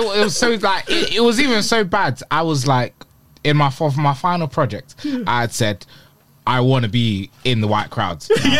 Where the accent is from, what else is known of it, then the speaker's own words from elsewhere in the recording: London, United Kingdom; also born or lived in Dubai; I grew up in South London.